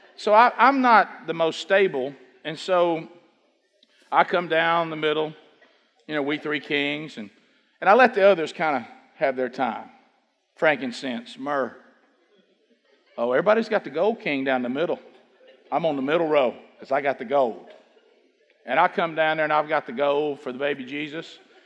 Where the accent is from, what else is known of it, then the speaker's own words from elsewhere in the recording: Oxford, Alabama, United States; You know, we came from Oxford. You know, everybody know about Oxford? Alabama?